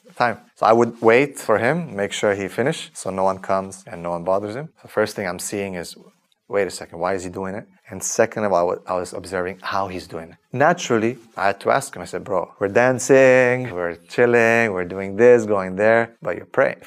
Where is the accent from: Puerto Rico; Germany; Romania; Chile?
Romania; Transylvania; moved away; also born or lived in Canada; I was born in 1983 in Romania in a famous area called Transylvania.